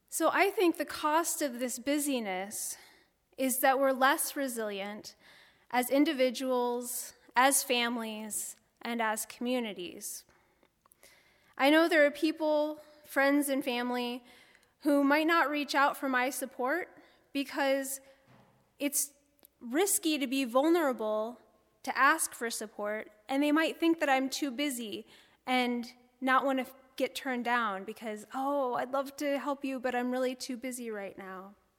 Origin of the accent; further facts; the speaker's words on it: Bloomington, United States; moved away as an adult; also born or lived in New Hampshire / Chicago, Illinois / Chattanooga, Tennessee; I grew up outside of Bloomington